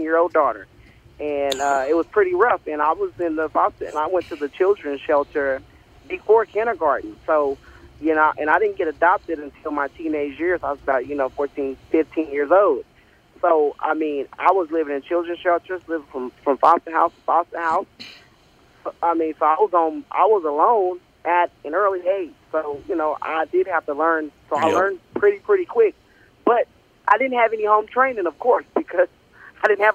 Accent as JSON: {"language": "English", "town": "Oklahoma City", "region": "Oklahoma", "country": "United States", "tie": "born or raised there", "also_born_or_lived": "Texas", "said": "I was born and raised in Oklahoma City"}